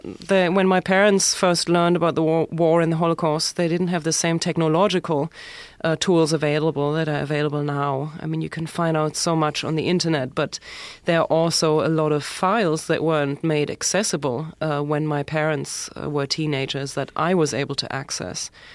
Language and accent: English; Germany; accent: German; English is a second language; moved away as an adult; also born or lived in Berlin; now in New York City, United States; when I lived in Germany